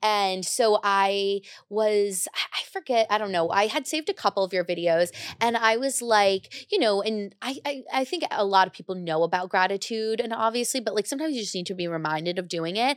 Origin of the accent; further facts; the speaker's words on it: United States; now in New York City, United States; I grew up right outside New York